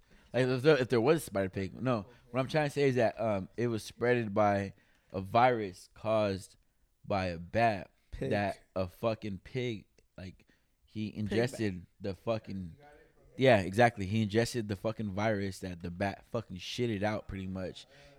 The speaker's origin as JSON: {"language": "English", "region": "California", "country": "United States", "lives_now": "Sacramento, United States", "said": "I'm over here in Sacramento, right? I'm not gonna knock that, you know. I came from Monterey County and I came out here."}